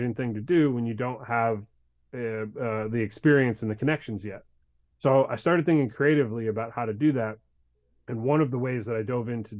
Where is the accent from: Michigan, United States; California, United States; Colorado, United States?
Michigan, United States; Detroit; now in Nashville, United States; I grew up in Detroit